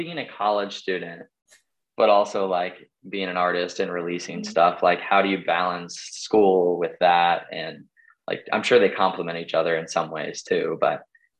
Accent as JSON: {"language": "English", "town": "Denver", "region": "Colorado", "country": "United States", "moved": "yes", "lives_now": "Pasadena, United States", "said": "I'm from Denver originally."}